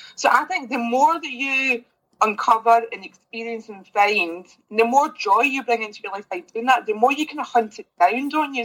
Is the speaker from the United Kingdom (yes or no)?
yes; Kilmarnock, Scotland, United Kingdom; now in Glasgow, United Kingdom; I'm originally from Kilmarnock, but I'm now based in Glasgow.